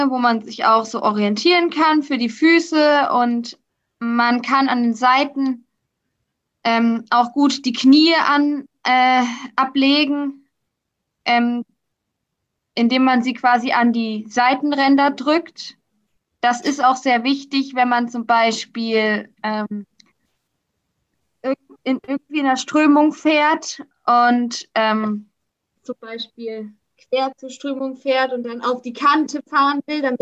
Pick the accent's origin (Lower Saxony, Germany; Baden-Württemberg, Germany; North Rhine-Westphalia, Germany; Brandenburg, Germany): Baden-Württemberg, Germany; Karlsruhe; ich komme aus Karlsruhe, mache zurzeit eine Ausbildung im mittleren Verwaltungsdienst.